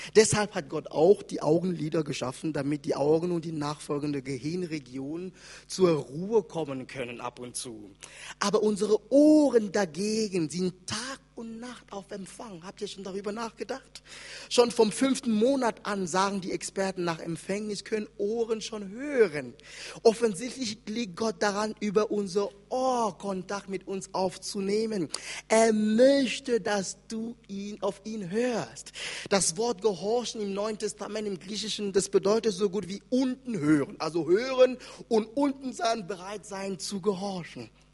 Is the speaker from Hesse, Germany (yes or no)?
yes; Wiesbaden, Hesse, Germany; in Hessen, da wo ich herkomme, in Wiesbaden